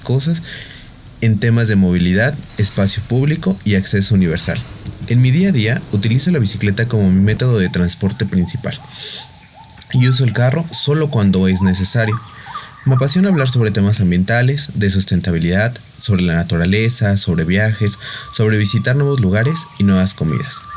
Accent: Mexico; soy de México

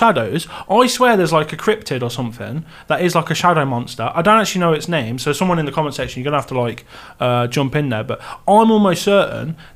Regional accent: England, United Kingdom; accent: Roadman English; Roadman English

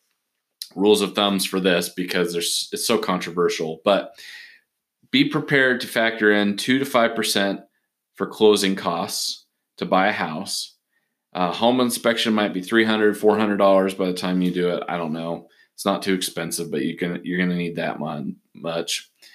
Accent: Portland, Oregon, United States; moved away; I'm originally from Portland, Oregon.

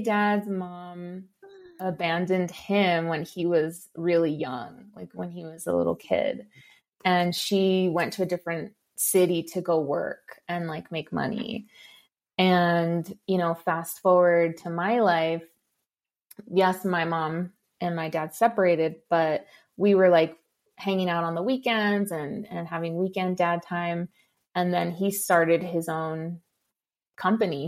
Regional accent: Los Angeles, California, United States; I grew up in East

